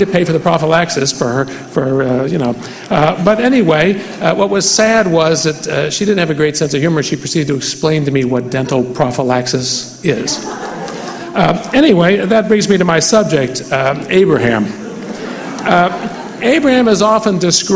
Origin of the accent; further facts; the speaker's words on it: West Virginia, United States; I come from West Virginia